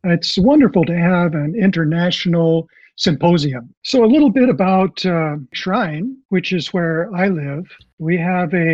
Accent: Southern California, United States; I grew up in Southern California, and I was always close to the ocean.

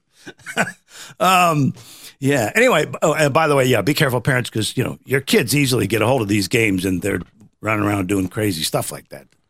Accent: Midwest, United States; I'm from the Midwest

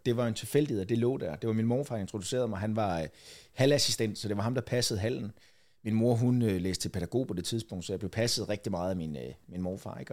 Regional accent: Falster, Zealand, Denmark; jeg er f-, født og opvokset på Falster

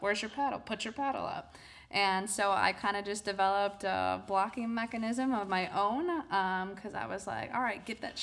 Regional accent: Wisconsin, United States; I'm from Wisconsin, so there are a lot of great players over that way

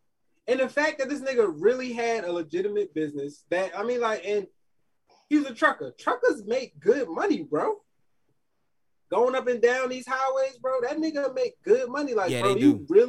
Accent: Queens, New York, United States; I'm from New York, man. Queens, South Side to be exact.

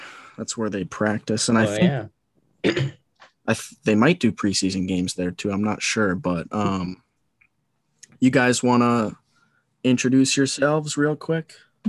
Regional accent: Plymouth, Massachusetts, United States; I'm from Plymouth. We're all from Plymouth. We all grew up right down the street from each other.

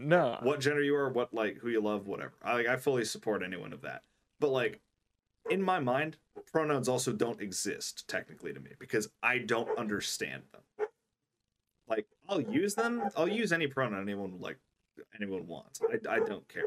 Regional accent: United States; I'm an American

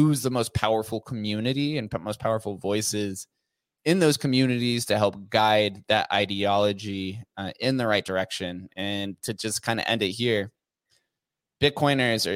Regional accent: Las Vegas, Nevada, United States; being born and raised in Las Vegas

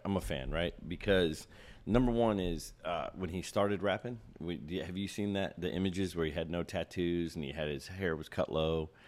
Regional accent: Ohio, United States; I grew up in Ohio

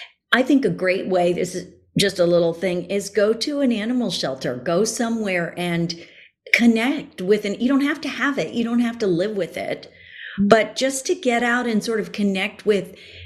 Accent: Miami, Florida, United States; moved away; as a kid, I grew up in Miami, Florida. I never wore shoes.

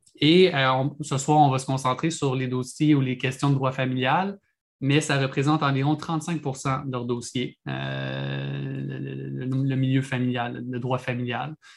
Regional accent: Quebec, Canada; au Québec, on fait rarement les choses comme, euh, tout le monde. on est différent du Canada

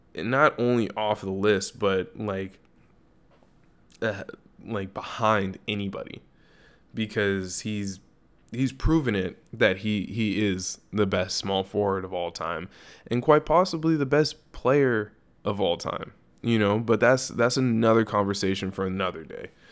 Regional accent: Los Angeles, California, United States; my hometown

